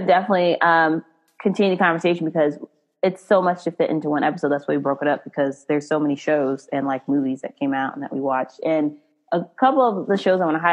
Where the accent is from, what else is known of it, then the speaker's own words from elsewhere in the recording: Frisco, Texas, United States; moved away; I'm from Frisco